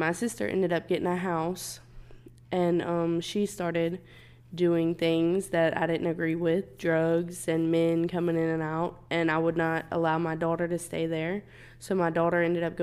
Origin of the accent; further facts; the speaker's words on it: Louisiana, United States; moved away as an adult; now in Houston, United States; I am actually from Louisiana